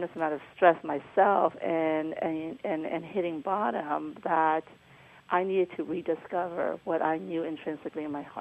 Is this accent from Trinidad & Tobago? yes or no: no; Myanmar; moved away; I was born in Burma, Myanmar now